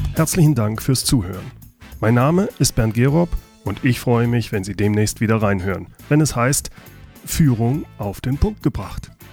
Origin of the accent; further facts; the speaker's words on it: Germany; hier bei uns in Deutschland